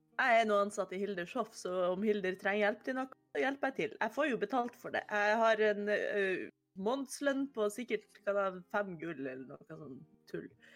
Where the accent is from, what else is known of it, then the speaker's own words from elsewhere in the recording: Oslo, Norway; Jeg er fra Oslo.